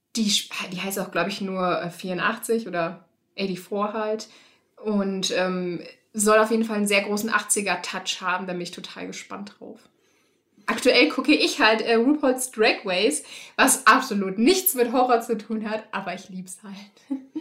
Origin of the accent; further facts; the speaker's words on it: Rhineland, Germany; ich komm aus dem Rheinland und da ist Karneval halt total groß